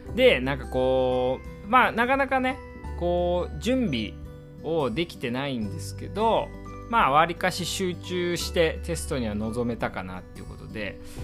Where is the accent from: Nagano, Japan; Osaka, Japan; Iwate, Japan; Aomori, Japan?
Iwate, Japan; now in Tokyo, Japan; 私ね岩手出身なんですけど